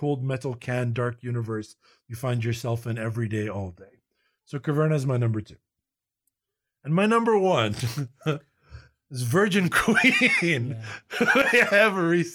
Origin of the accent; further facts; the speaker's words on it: Ghana; in Ghana, no one plays chess. We play ORA growing up